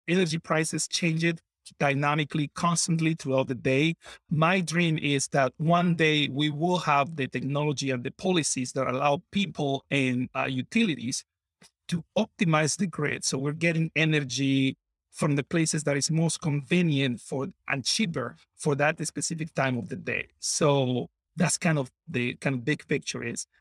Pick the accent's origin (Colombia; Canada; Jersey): Colombia; moved away as an adult; now in Wisconsin, United States; I grew up in Colombia, moved to Wisconsin